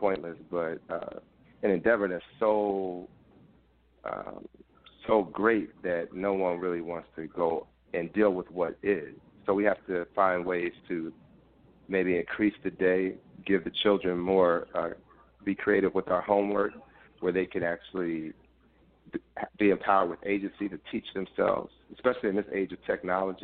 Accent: Philadelphia, Pennsylvania, United States; growing up in Philadelphia public schools

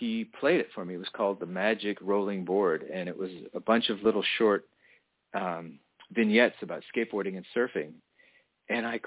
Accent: Toronto, Ontario, Canada; I grew up in Toronto, which is a wonderful town

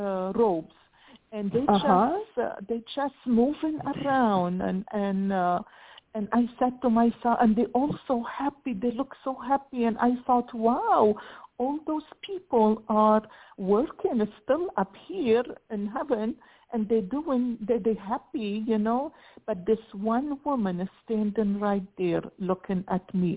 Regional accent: Lebanon; moved away; I was raised in Lebanon in the Middle East, but we were Roman Orthodox.

